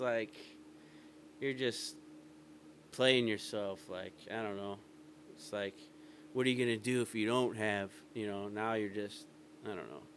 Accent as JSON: {"language": "English", "town": "Calumet City", "region": "Illinois", "country": "United States", "tie": "born or raised there", "also_born_or_lived": "Hammond, Indiana / East Chicago, Indiana", "moved": "yes", "lives_now": "Elgin, United States", "said": "I'm from Calumet City, Hammond area, East Chicago. Like, that area is where I grew up."}